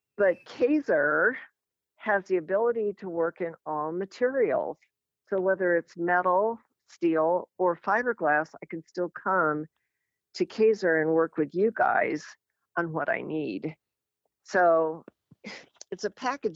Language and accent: English; Lincoln, Nebraska, United States; also born or lived in Rochester, Minnesota / North Carolina; We moved to Lincoln from Rochester, Minnesota when I was in fifth grade. And I must say, I consider myself grassroots Nebraskan because I'm a Midwesterner